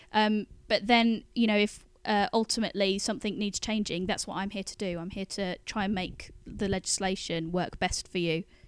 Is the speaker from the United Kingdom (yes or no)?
yes; Birmingham, West Midlands, United Kingdom; now in London, United Kingdom; I come from Birmingham and go there quite a bit